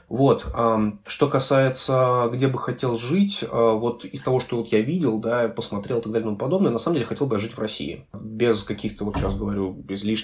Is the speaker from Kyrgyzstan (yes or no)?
no; Chișinău, Moldova; born there; moved away; also born or lived in Russia / Germany; А, я вообще родился в, в Кишиневе, э, в Молдове. Потом мы переехали в Россию, потом какое-то время я жил в Германии.